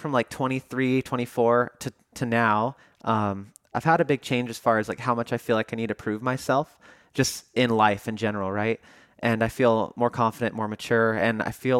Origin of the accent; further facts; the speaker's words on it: Chico, California, United States; Chico, California, which is my hometown